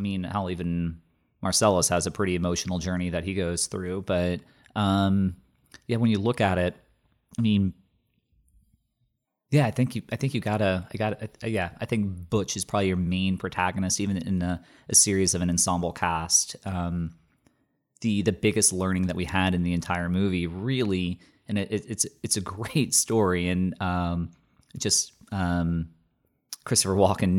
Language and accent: English; Bermuda; accent: Bermudian; I come from a different country and I've completely lost my Bermudian accent. I can't even do a Bermudian accent.